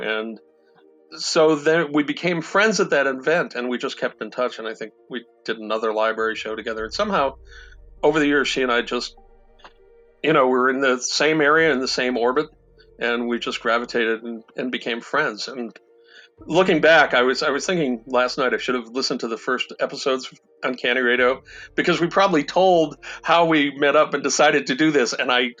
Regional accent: East Coast, United States; moved away as an adult; now in Wisconsin, United States; in 1980, I came to Wisconsin from the East Coast to work on Dungeons and Dragons.

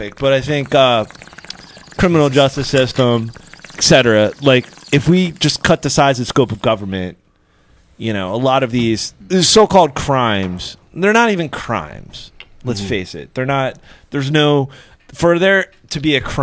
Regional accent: Pennsylvania, United States; now in Dundalk, United States; I'm from Pennsylvania

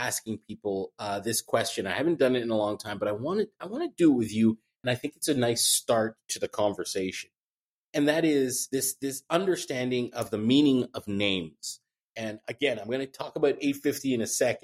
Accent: Addis Ababa, Ethiopia; I was born in Addis Ababa, Ethiopia, some years after the reign of Emperor Haile Selassie had expired

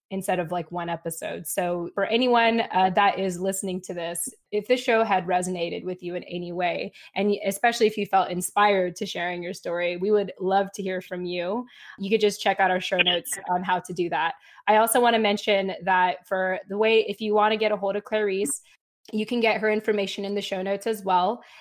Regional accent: United States; this whole journey of being a Filipino American woman

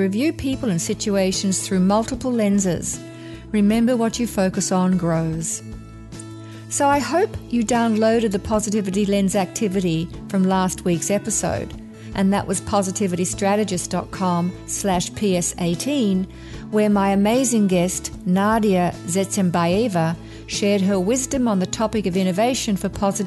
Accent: Australia; Growing up in Australia, where drought is a big issue

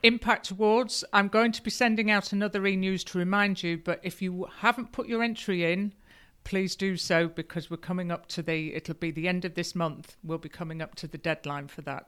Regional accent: Lincolnshire, East Midlands, United Kingdom; also born or lived in Yorkshire; now in Yorkshire coast, United Kingdom; I grew up in Lincolnshire. I'm a, I'm a farmer's daughter, but I did actually go to school in Yorkshire for seven years

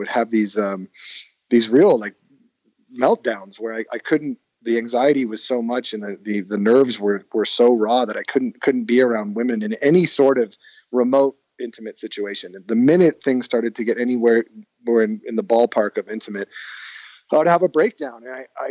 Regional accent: Hermosa Beach, California, United States; I grew up in Hermosa with my mom

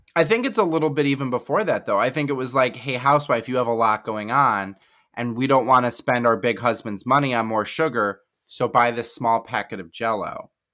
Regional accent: Midwest, United States

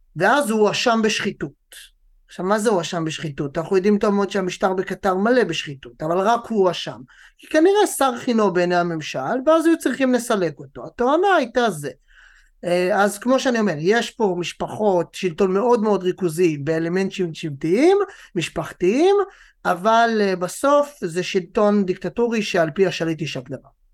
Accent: Israel; גם לנו כישראלים

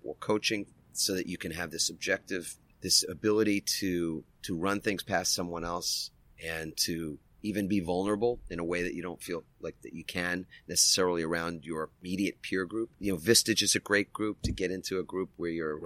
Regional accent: New York, United States; now in San Diego, United States; I'm from New York

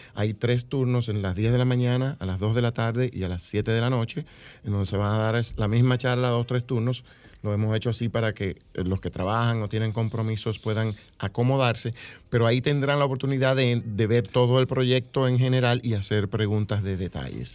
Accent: Dominican Republic; now in United States

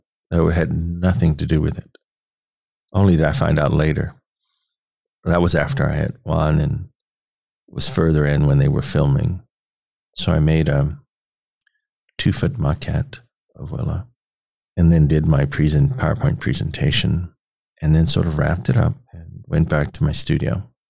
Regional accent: Petersburg, Virginia, United States; born there; now in Nebraska, United States; I was born in Petersburg, Virginia. And so we're both sort of made that journey out west to Nebraska.

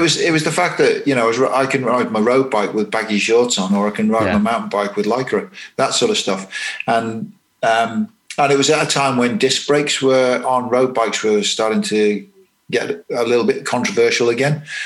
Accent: England, United Kingdom; moved away as an adult; now in New Zealand; being English and quite uh, green in New Zealand

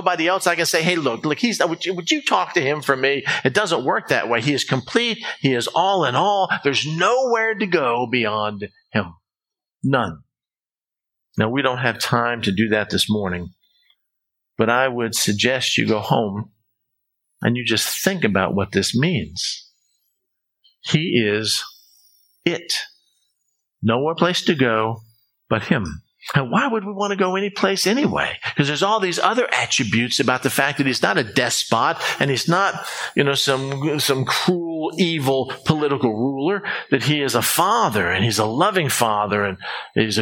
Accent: United States; being an American

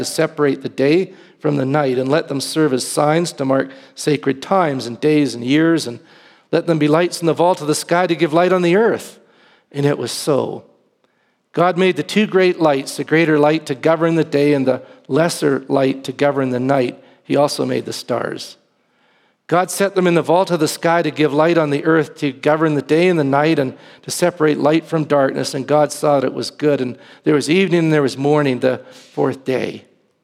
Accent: Victoria, British Columbia, Canada; moved away; when I was at Briarcrest, I was from Victoria at the time

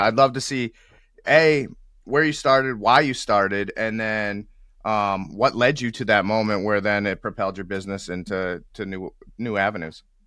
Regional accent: New England, United States; I'm from the New England area

